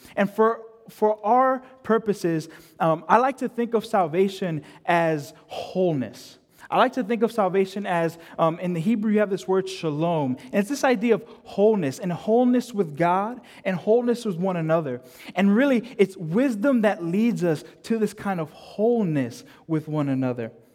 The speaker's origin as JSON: {"language": "English", "country": "United States", "tie": "born or raised there", "said": "I'm a first generation kid, so I was born in the States. My parents were born in the Dominican Republic."}